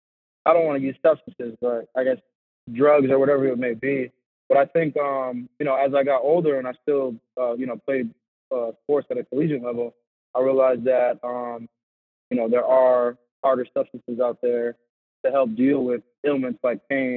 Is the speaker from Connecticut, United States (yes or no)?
yes; Bridgeport, Connecticut, United States; moved away as an adult; also born or lived in Naugatuck, Connecticut; now in Worcester, United States; I'm from Bridgeport, Connecticut. I lived in Bridgeport for a while, lived in Naugatuck, so southern, Connecticut, and then I went to Trumbull High School